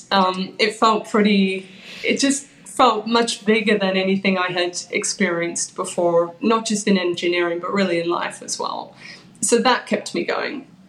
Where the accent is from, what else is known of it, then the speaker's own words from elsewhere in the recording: Australia; moved away as an adult; also born or lived in London, United Kingdom; now in New York, United States; I moved over 20 years ago from Australia to London